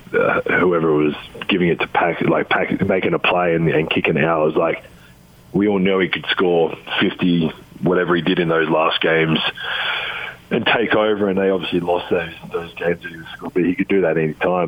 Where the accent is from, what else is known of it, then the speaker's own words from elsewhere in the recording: Adelaide, South Australia, Australia; moved away as an adult; the Adelaide 36ers, my hometown team.